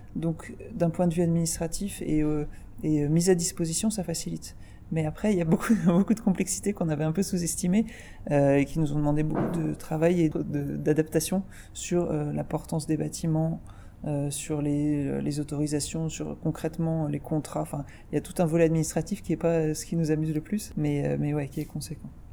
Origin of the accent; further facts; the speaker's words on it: Paris, Île-de-France, France; on est parisienne, mais on a des racines euh, campagnardes très fortes dans le centre de la France